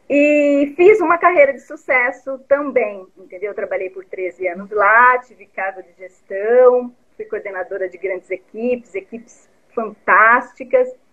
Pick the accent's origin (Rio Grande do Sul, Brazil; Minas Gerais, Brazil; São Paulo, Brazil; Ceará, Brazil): São Paulo, Brazil; Vargem Grande do Sul; born there; Eu sou nascida em Vargem Grande do Sul, uma cidadezinha do interior, e desde sempre eu quis morar numa cidade grande. Então eu saí muito cedo de lá, né?